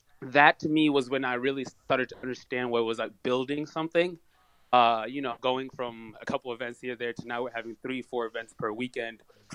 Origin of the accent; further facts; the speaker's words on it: Kalamazoo, Michigan, United States; also born or lived in Harare, Zimbabwe; I was born in Harare, Zimbabwe. And my family and I came here for, you know, the American dream in 2001. And then from there, basically, you know, went through Kalamazoo schools, college